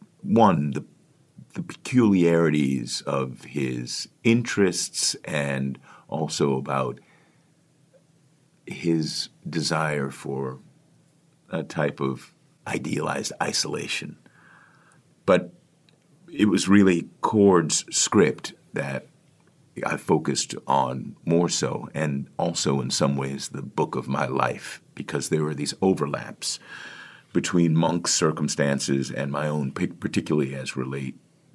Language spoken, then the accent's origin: English; Washington, District of Columbia, United States; Book is set in Washington, D.C., which is my hometown